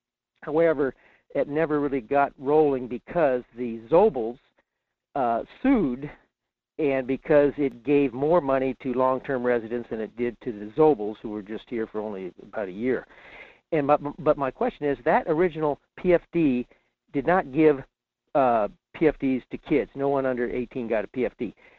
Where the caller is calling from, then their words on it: Fairbanks, Alaska, United States; in Fairbanks.